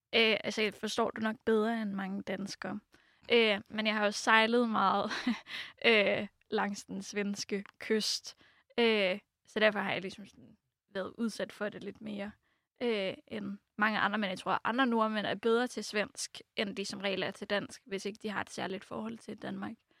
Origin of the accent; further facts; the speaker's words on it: Oslo, Norway; first language Norwegian; Danish is a second language; moved away as an adult; also born or lived in France; now in Denmark; jeg er fra Oslo